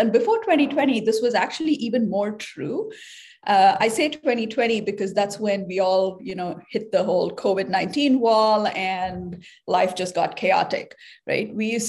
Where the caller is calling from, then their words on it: San Francisco, California, United States; So I'm calling in from San Francisco today, and I'm a bioengineer.